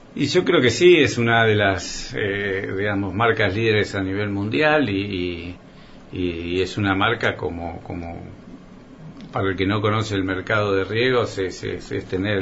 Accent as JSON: {"language": "Spanish", "town": "Coronel Suárez", "region": "Buenos Aires Province", "country": "Argentina", "tie": "born or raised there", "also_born_or_lived": "Rosario", "said": "soy un, un suarense, nací en Rosario"}